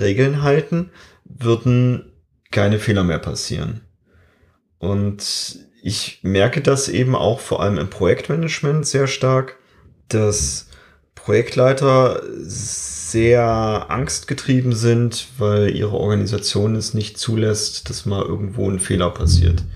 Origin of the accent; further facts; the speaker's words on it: Germany; bei uns in Deutschland